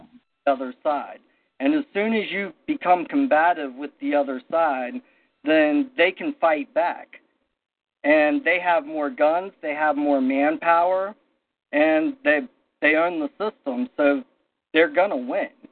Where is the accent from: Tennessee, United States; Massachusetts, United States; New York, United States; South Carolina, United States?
South Carolina, United States; I grew up in in South Carolina